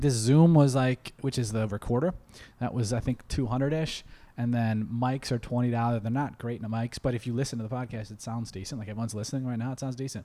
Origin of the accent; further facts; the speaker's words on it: Ohio, United States; now in Los Angeles, United States; we're from Ohio